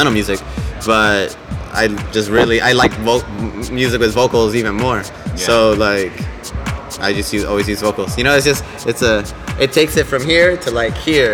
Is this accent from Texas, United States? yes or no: no; Chicago, Illinois, United States; moved away as an adult; also born or lived in Los Angeles; now in New York, United States; Growing up in Chicago in the 90s